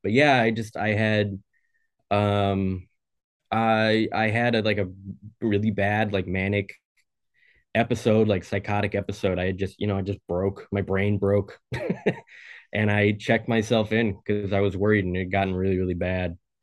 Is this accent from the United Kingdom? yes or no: no; Oregon, United States; I'm from Oregon